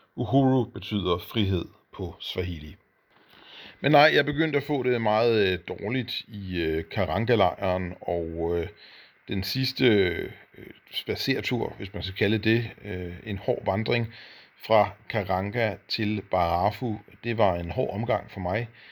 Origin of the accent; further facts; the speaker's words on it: Denmark; som dansker